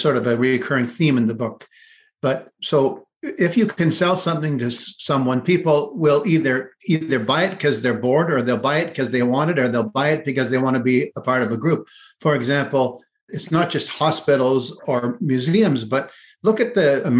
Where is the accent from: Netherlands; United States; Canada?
Canada; Kleinburg, Ontario; town I grew up in Kleinburg, Ontario, which is just north of Toronto.